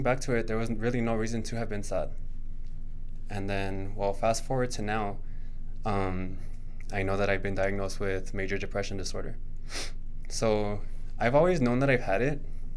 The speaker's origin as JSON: {"language": "English", "town": "El Paso", "region": "Texas", "country": "United States", "tie": "born or raised there", "also_born_or_lived": "Austin, Texas / Princeton, New Jersey", "moved": "as an adult", "said": "I'm from El Paso, Texas. I've lived in a couple places. I've been to Austin, Texas. I've been to Princeton, New Jersey. I was out there for a little bit. But I am born and raised here"}